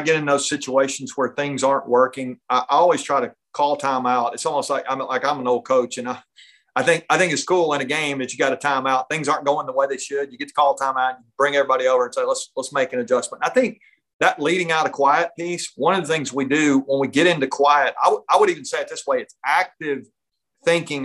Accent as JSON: {"language": "English", "region": "North Georgia", "country": "United States", "tie": "born or raised there", "said": "I grew up up in North Georgia"}